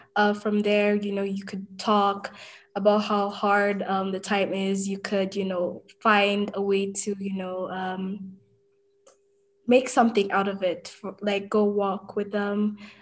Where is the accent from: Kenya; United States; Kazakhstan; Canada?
Kenya; moved away; I'm from Kenya